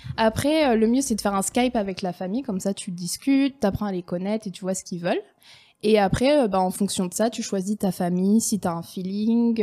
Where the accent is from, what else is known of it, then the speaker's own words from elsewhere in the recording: France; moved away as an adult; now in Helsinki, Finland; nous, en France